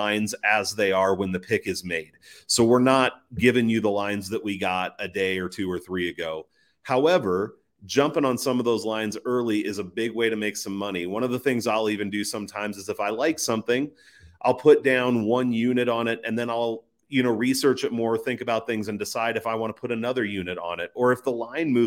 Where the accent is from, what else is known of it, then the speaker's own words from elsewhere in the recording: Midwest, United States; I'm from the Midwest